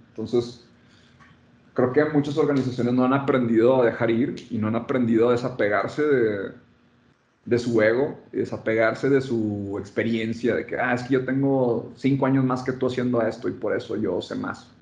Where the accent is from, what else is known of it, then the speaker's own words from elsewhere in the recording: Monterrey, Nuevo León, Mexico; Soy de Monterrey.